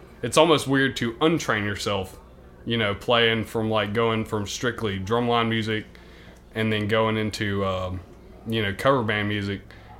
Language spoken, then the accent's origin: English; Union, Mississippi, United States; So I grew up about 15 minutes south of Philadelphia in Union, Mississippi. It's a little one stoplight town.